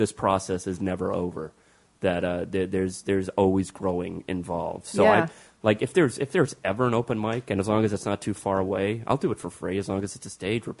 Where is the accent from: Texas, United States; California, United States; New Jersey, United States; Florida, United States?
Florida, United States; moved away as an adult; now in Los Angeles, United States; growing up in Florida.